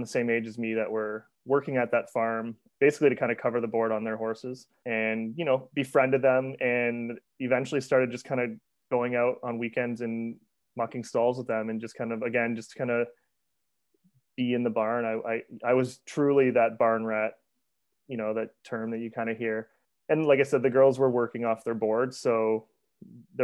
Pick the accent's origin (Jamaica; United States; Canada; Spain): Canada; Windsor, Ontario; I grew up just outside of Windsor